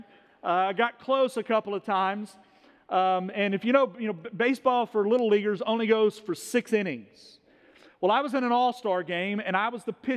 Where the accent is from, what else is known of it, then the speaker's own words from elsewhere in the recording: Owensboro, Kentucky, United States; when I was a kid, growing up in Owensboro, Kentucky